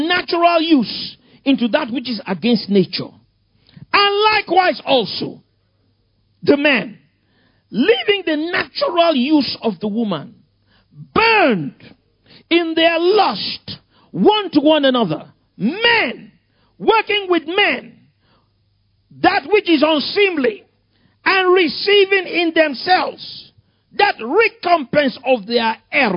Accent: Lagos, Nigeria; I grew up in Ikoyi. Victoria Island.

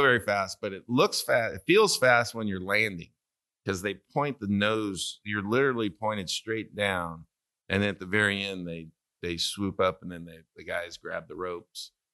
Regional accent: Santa Maria, California, United States; moved away; tri-tip, which is from my hometown

